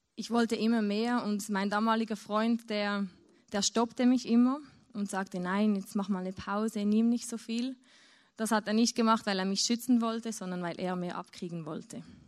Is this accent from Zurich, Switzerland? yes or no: yes; near Zurich, Switzerland; ich bin in Zürich aufgewachsen, also in der Nähe von Zürich, in der Schweiz.